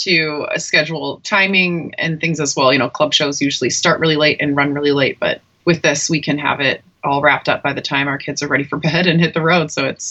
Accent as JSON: {"language": "English", "town": "Pitt Meadows", "region": "British Columbia", "country": "Canada", "tie": "born or raised there", "moved": "as an adult", "lives_now": "United States", "said": "I grew up in Pitt Meadows, BC."}